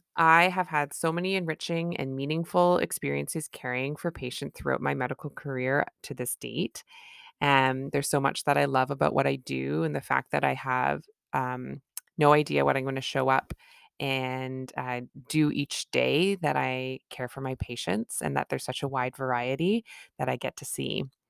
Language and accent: English; Canada; I'm a Canadian family physician